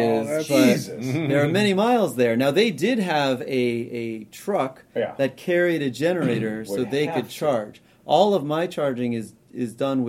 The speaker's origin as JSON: {"language": "English", "region": "New Hampshire", "country": "United States", "tie": "born or raised there", "said": "I grew up camping. Like I said, I grew up in New Hampshire."}